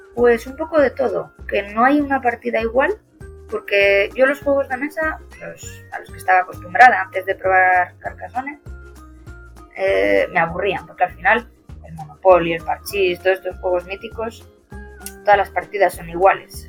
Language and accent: Spanish; Cantabria, Spain; somos los dos de Cantabria